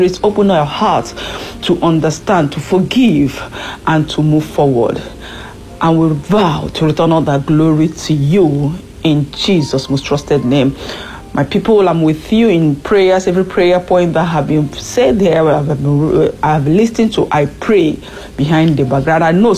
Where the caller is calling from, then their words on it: France; I'm calling in from France.